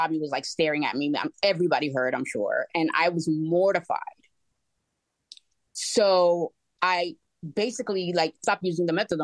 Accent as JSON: {"language": "English", "region": "New York", "country": "United States", "also_born_or_lived": "Florida", "moved": "yes", "said": "we moved from Florida to come to New York, which I'm originally from"}